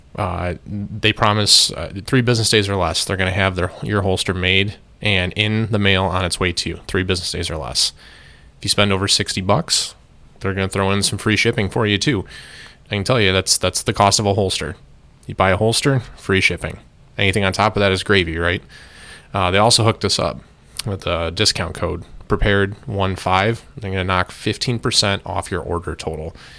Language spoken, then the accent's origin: English; United States; I am an American citizen and an American taxpayer